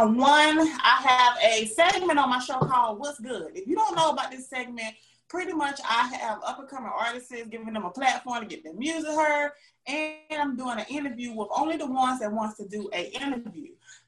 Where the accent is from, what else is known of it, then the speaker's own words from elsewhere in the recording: Augusta, Georgia, United States; moved away as an adult; now in Atlanta, United States; I'm from Augusta, Georgia.